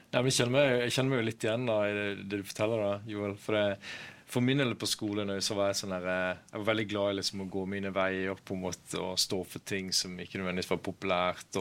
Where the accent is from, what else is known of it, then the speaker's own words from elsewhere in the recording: Kristiansand, Agder, Norway; now in Bergen, Norway; jeg kom fra Kristiansand opprinnelig. Ja. Nå bor jeg her i, i Bergen